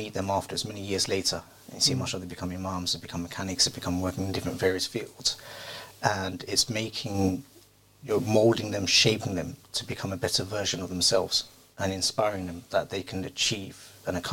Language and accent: English; London, United Kingdom; I grew up in South London, didn't have many Muslims around.